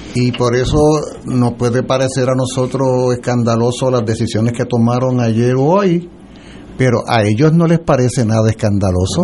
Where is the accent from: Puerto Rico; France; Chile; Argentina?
Puerto Rico